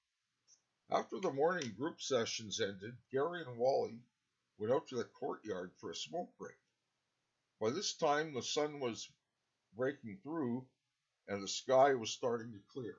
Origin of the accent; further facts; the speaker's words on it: Canada; I'm a Canadian author